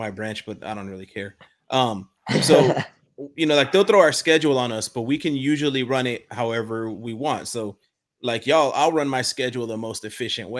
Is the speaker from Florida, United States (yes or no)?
yes; Florida, United States; I'm from Florida.